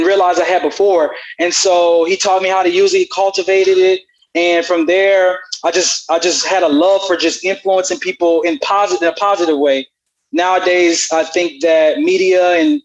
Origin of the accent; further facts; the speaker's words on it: Southern Louisiana, United States; now in Houston, United States; I hail from Louisiana, Southern Louisiana